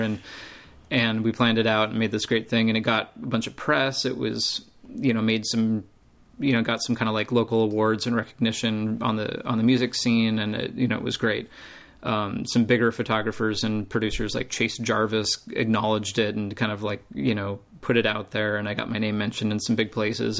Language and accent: English; United States; I'm American